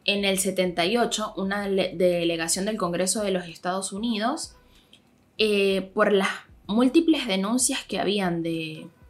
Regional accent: Venezuela; moved away; era en mi país, o sea, cuando en Venezuela

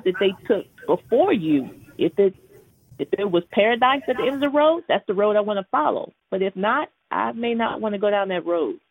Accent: Houston, Texas, United States; moved away; I'm from Houston, Texas originally, and so I'm the baby of eight

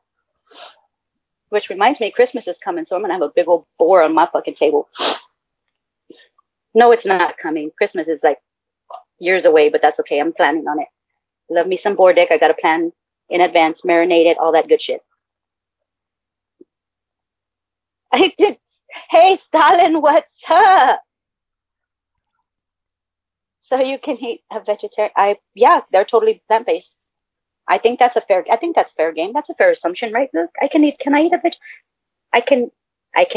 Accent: Texas, United States; I'm from Texas

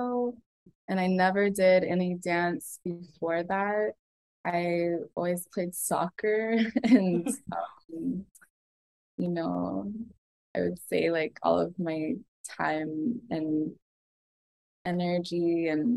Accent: Los Angeles, California, United States; also born or lived in New York; I grew up here in LA, kind of between Torrance and Atwater Village, which is like where all my family is

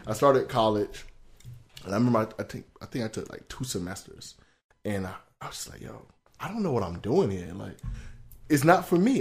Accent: Broward, Florida, United States; Growing up in Broward

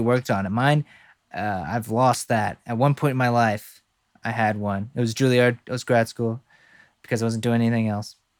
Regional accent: the South, United States; we're both from the South

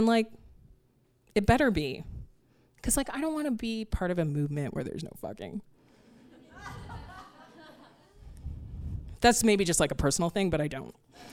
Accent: Canada; moved away as an adult; now in New York City, United States; I'm a Canadian who has to live here now

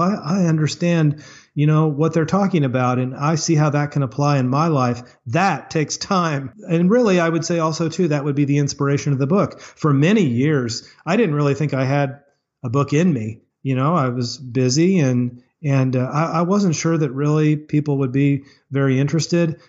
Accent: Springfield, Missouri, United States; Springfield, Missouri, which is my hometown

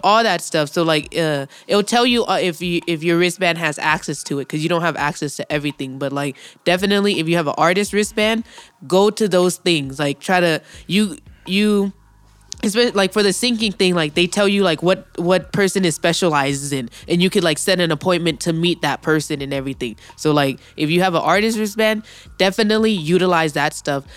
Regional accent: California, United States; being a Californian is, quote-unquote, worse than being a minority

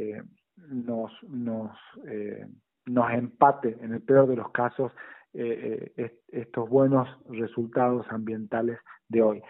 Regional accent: La Rioja, Argentina; como riojano

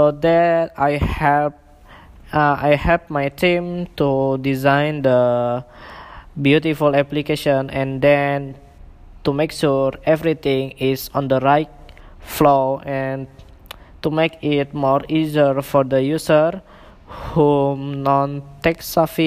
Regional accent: Indonesia; English is a second language; moved away as an adult; also born or lived in Singapore; now in Malaysia; I'm from Indonesia, but currently I live in Malaysia and Singapore

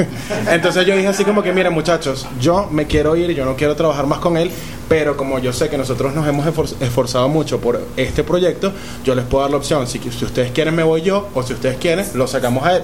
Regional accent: Caracas, Capital District, Venezuela; yo soy de Katia

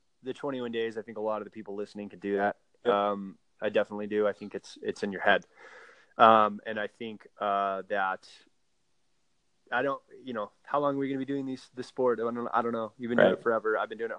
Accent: Carlsbad, California, United States; now in Durango, United States; I grew up in Carlsbad. Which is like the town down, if you will, from Oceanside

